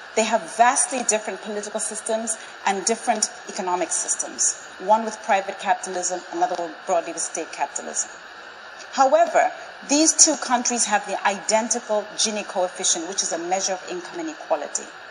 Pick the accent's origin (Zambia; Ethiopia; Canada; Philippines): Zambia; I was born and raised in Zambia in 1969.